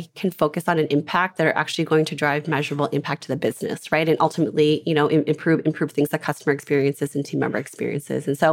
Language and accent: English; Minnesota, United States; I'm from Minnesota, grew up in Minnesota